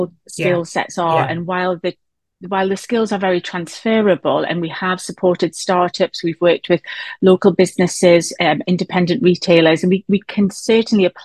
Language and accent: English; Newcastle upon Tyne, North East England, United Kingdom; we're based in the northeast of England, as you might tell from my accent, from Newcastle